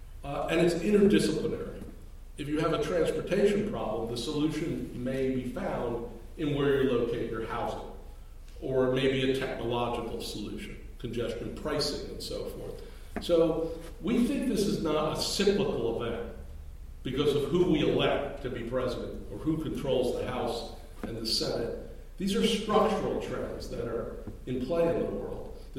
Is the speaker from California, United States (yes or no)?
no; New York City, New York, United States; I grew up in Brooklyn, New York.